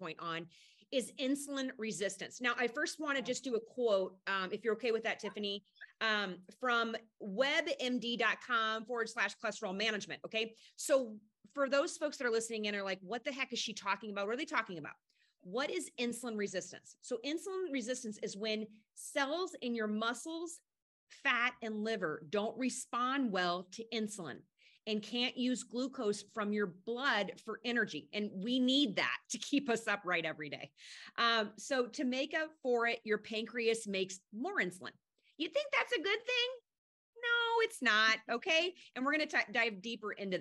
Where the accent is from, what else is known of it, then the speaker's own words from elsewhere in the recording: Midwest, United States; I'm from the Midwest.